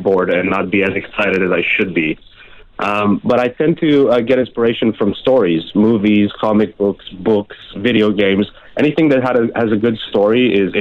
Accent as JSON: {"language": "English", "country": "Romania", "moved": "yes", "said": "I'm from Romania originally"}